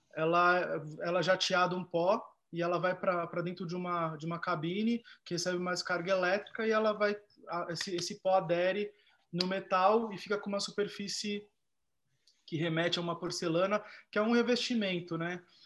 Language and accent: Portuguese; Brazil; born or raised there